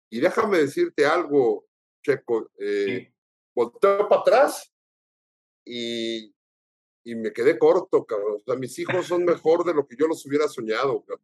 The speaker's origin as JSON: {"language": "Spanish", "country": "Mexico", "tie": "born or raised there", "said": "Yo lo conocí de chico aquí en México."}